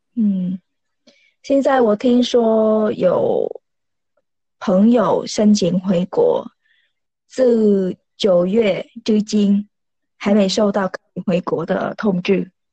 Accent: Vietnam; Chinese is a second language; moved away as an adult; now in Taiwan; 如果我回越南，然后回来。在越南大概半个月，然后回来台湾也是大概半个月

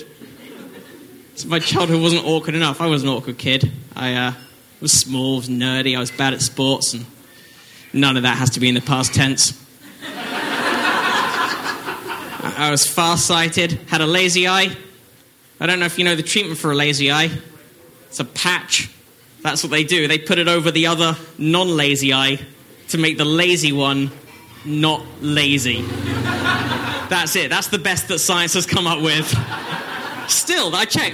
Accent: Northwood, London, United Kingdom; moved away; I'm from England

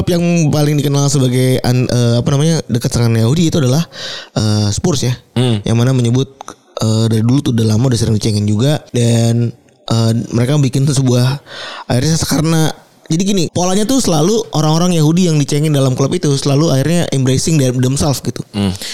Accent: Java, Indonesia; now in Tambun, Indonesia; gue orang Jawa

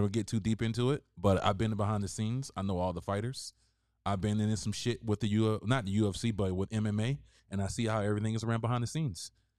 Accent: the South, United States; I'm from the South, bro.

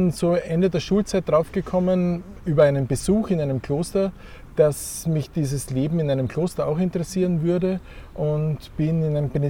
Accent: Graz, Styria, Austria; Ja, also ich komme aus Graz und aus einer Familie, wo mein Vater war Anwalt, meine Mutter Apothekerin

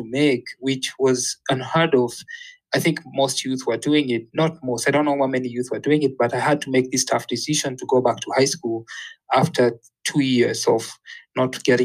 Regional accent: Kenya; moved away as an adult; also born or lived in Florida, United States; when I was growing up in Kenya, politics was actually very dominant.

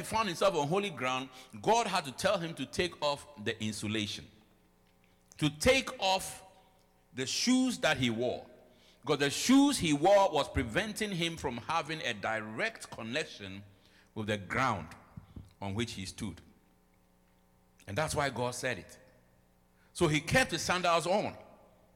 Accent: Ghana; moved away as an adult; now in United States; I came with my Ghana certificate. I came with my degree from Ghana.

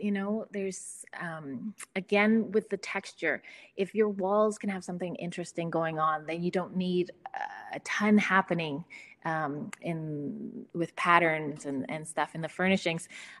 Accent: Calgary, Alberta, Canada; parents divorced, my mother moved us to the middle of the prairies in Canada when I was about six. So I grew up here in Calgary.

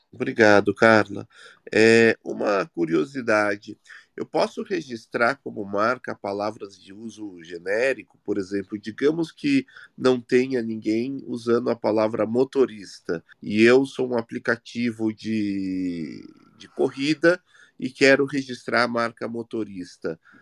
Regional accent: Brazil

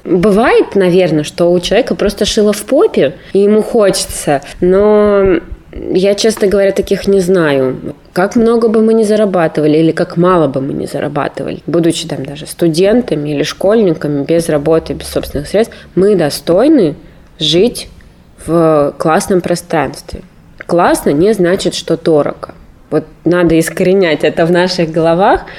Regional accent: Novokuznetsk, Kemerovo Oblast, Russia; moved away as an adult; also born or lived in Prokopyevsk; now in Novosibirsk, Russia; Я родом из Новокузнецка, вообще из города Прокопьевска, если быть точным, но считаю себя новокузнечанкой до сих пор, хотя не живу там с окончания школы

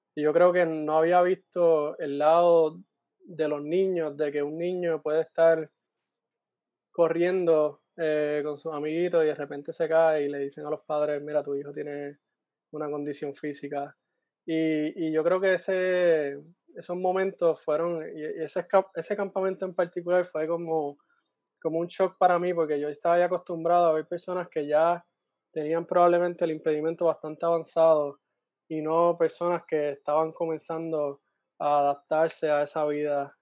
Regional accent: Guaynabo, Puerto Rico; moved away as an adult; also born or lived in Mayagüez, Puerto Rico; now in Iowa, United States; crecí en Guaynabo y luego de eso, luego de high school, me, mudé a Mayagüez

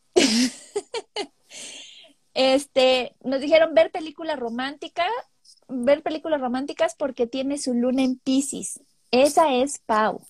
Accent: Chiapas, Mexico; moved away

